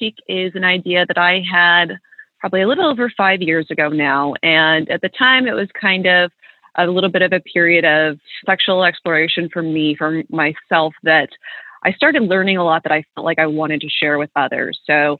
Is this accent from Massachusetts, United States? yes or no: no; Illinois, United States; also born or lived in Kentucky / Florida / Buffalo; now in Nashville, United States; So I'm originally from Kentucky. That's where my parents still live. And I've spent a lot of time down here. I moved around. I grew up in Southern Illinois, lived out in Florida a while, then was in Buffalo for about 10 years.